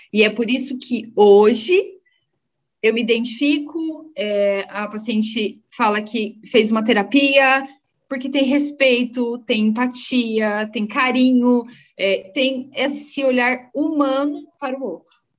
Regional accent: Londrina, Paraná, Brazil; eu sou de Londrina, eu nasci em Londrina e moro em Londrina

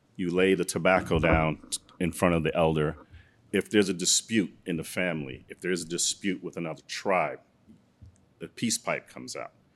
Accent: New York City, New York, United States; also born or lived in Guyana; I'm from Brooklyn originally.

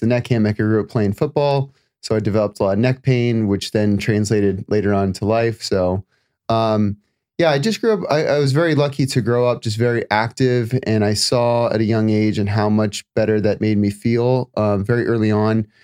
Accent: Florida, United States; moved away as an adult; also born or lived in California; now in Los Angeles, United States; I spent, uh, the first twenty-five, twenty-seven years in Florida

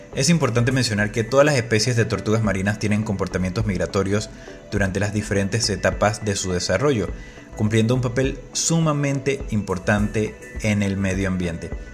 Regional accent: Panama

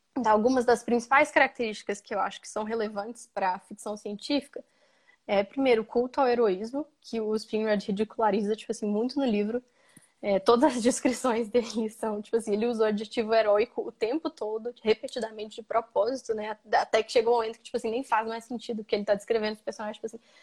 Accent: Brazil; eu nasci dentro dessa fronteira

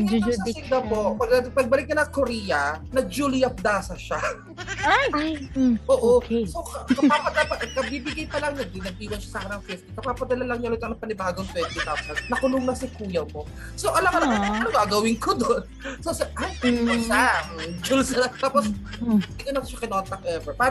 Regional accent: Philippines; Pero I've never really seen myself dating outside being a Filipino.

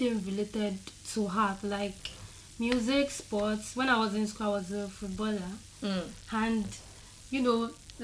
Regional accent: Osun, Nigeria; now in Lagos State, Nigeria; I'm from Osun State

